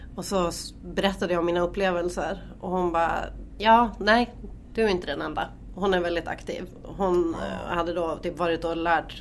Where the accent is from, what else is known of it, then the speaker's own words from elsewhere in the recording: Norrland, Sweden; vi är riktiga jävla norrlänningar